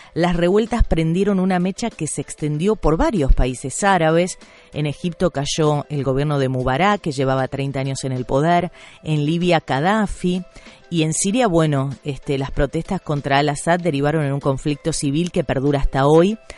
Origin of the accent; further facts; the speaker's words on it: Argentina; yo como argentina